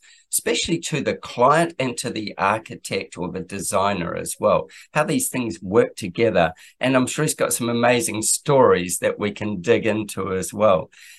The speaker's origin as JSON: {"language": "English", "country": "New Zealand", "said": "I'm very sad to hear that New Zealand got kicked off the list, being a Kiwi myself."}